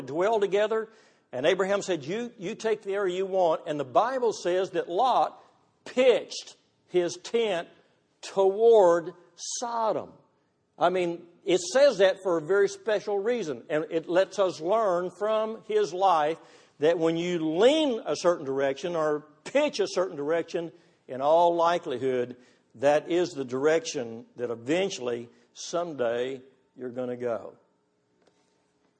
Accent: Texas, United States; I'm from Texas

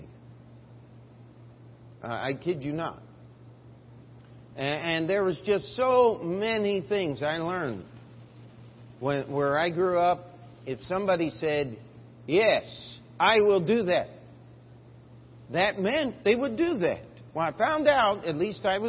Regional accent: Baltimore, Maryland, United States; moved away; also born or lived in Springfield, Missouri; I was born in Baltimore, Maryland, East Coast

